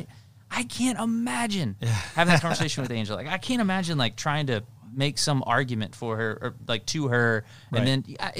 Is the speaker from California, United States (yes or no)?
no; Tennessee, United States; I had a pastor growing up in Tennessee, and so that'll explain the how homey this saying is